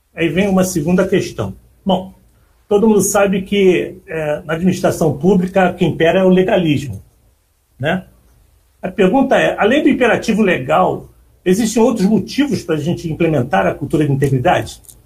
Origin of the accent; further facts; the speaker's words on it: Rio de Janeiro, Brazil; Eu nasci na Penha